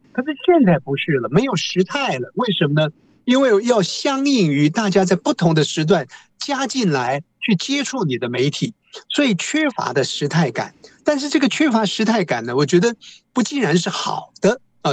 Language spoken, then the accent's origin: Chinese; Taiwan; 我们台湾话